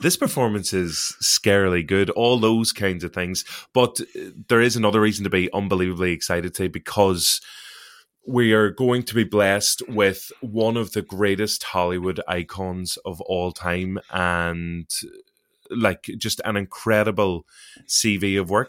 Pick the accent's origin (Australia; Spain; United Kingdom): United Kingdom; Derry, Northern Ireland; I am from Derry